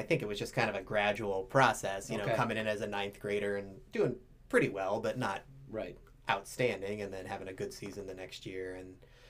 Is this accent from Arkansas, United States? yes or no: no; Stow, Ohio, United States; I grew up in Stowe. My dad also grew up in Stowe